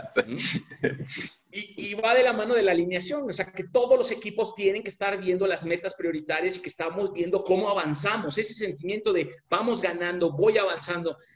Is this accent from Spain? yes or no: no; Mexico; como mexicanos